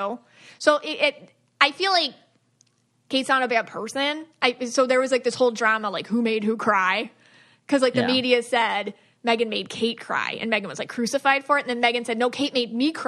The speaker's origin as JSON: {"language": "English", "country": "United States", "said": "me being an American"}